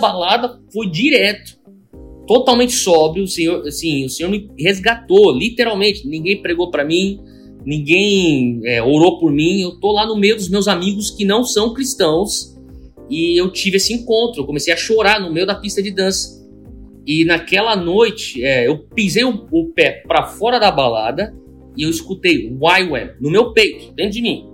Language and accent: Portuguese; São Paulo, Brazil; moved away; eu sou japonês e, e, e eu nasci no Brasil, mas é, eu cresci no meio da, da, da colônia japonesa